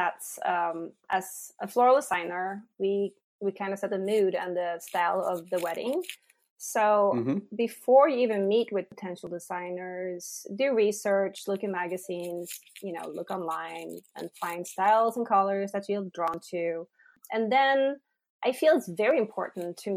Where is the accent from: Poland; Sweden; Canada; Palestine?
Sweden; also born or lived in San Francisco; now in United States; I'm originally from Sweden, and I came here and I lived in San Francisco.